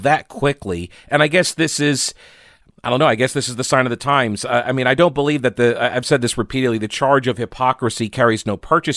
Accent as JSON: {"language": "English", "region": "New York", "country": "United States", "also_born_or_lived": "South Carolina", "moved": "yes", "lives_now": "North Carolina, United States", "said": "I'm from New York"}